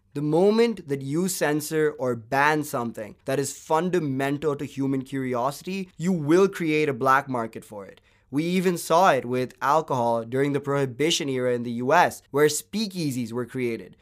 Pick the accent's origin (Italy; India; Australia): India; Bangalore, Karnataka; I, for one, was privileged enough to do my schooling from a well-reputed K twelve school in Bangalore, which for our non-Indian listeners is my hometown and a city in southern India.